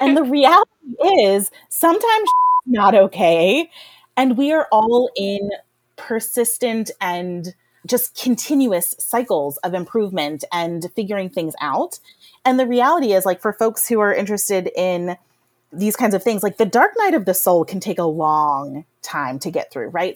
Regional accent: Rust Belt, United States; I grew up in poverty in the Rust Belt

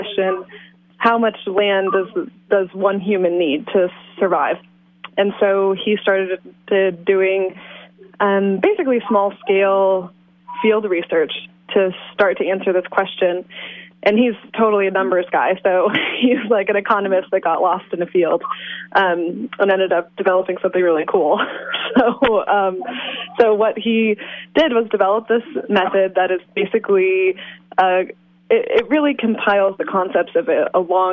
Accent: Iowa, United States; also born or lived in Washington State; now in Willits, United States; I grew up in Iowa and then farmed in Washington State

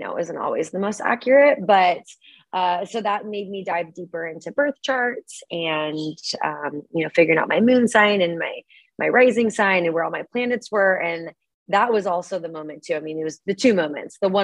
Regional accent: Portland, Oregon, United States; moved away as an adult; also born or lived in Grapevine, Texas / Seattle, Washington / Eugene, Oregon; now in San Diego, United States; I've lived in Oregon basically my whole life. But I was born in Dallas, Texas, whereabouts, somewhere in there. It's called Grapevine, if anybody knows that. And then moved over when I was like 3 to Portland

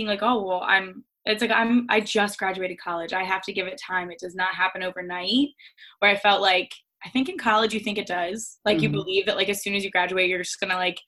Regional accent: Delaware, United States; moved away as an adult; now in Philadelphia, United States; I'm from Delaware, so I'm an East Coast girl through and through.

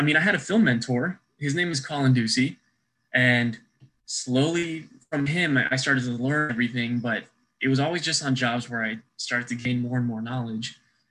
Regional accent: Lompoc, California, United States; also born or lived in Wyoming; Yes. I was born in Wyoming. That's originally where I'm from, because my entire life, I grew up in a military family. So born in Wyoming, but exactly a week later, went straight to California and was raised here for 13 years.

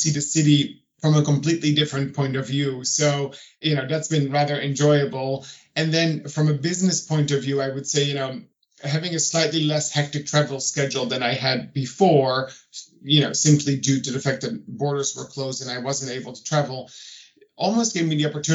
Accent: Netherlands; also born or lived in New York; now in Paris, France; I'm originally from the Netherlands.

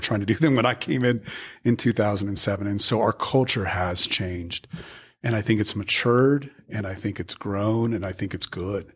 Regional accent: Albuquerque, New Mexico, United States; also born or lived in Dallas, Texas / Seattle, Washington; came back home to my hometown of Albuquerque, New Mexico

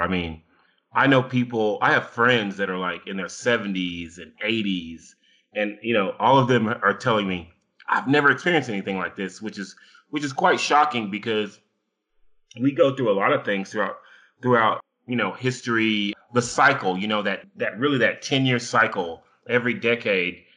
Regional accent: United States; I am an American

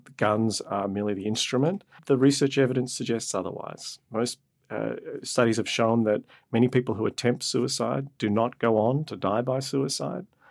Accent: Australia; moved away; I grew up in Australia and my extended family lived on a farm

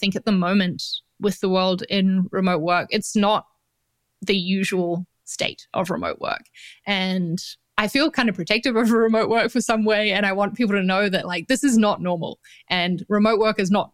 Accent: New Zealand; accent: New Zealand; moved away as an adult; also born or lived in London; now in Valencia, Spain; I'm from New Zealand. So that's the accent that you're hearing in case anyone's wondering

